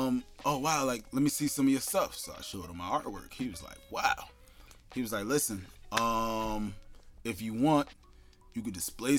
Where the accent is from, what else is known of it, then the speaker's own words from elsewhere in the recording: East Orange, New Jersey, United States; also born or lived in Newark, New Jersey; So I was born in Newark, raised in East Orange.